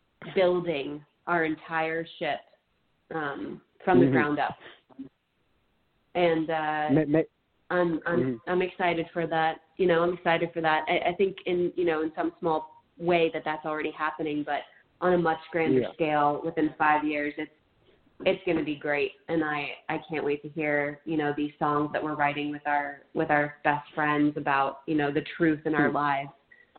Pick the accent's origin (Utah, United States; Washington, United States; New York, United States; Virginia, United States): Virginia, United States; even though I'm from Virginia, it originated with members in California